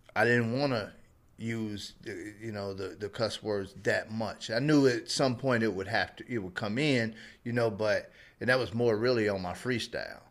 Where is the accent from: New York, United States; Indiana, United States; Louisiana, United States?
Indiana, United States; Indianapolis; I was from Indianapolis, so we didn't have nothing